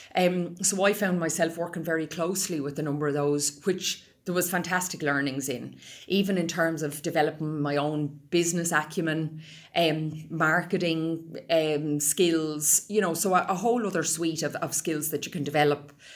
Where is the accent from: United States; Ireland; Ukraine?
Ireland; Roundwood, Leinster; I grew up on a small uh, beef and sheep farm outside of Roundwood Village in County Wicklow